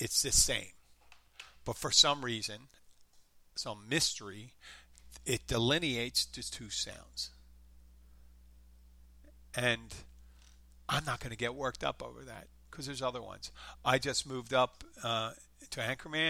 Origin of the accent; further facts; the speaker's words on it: Philadelphia, Pennsylvania, United States; accent: light Philadelphia; that's a real Philadelphia accent. That's me.